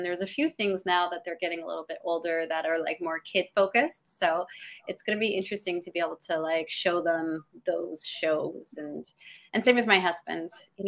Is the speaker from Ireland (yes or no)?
no; Canada; also born or lived in England; now in Los Angeles, United States; No, I was born in England and I grew up all over Canada, and I ended up moving here probably about 10 years ago, but my husband and I still go back and forth between Canada and LA.